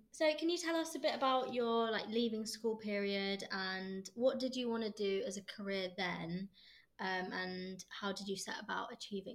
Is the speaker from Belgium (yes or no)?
no; Cambridge, East of England, United Kingdom; moved away; I'm from Cambridge as well, it'll always be home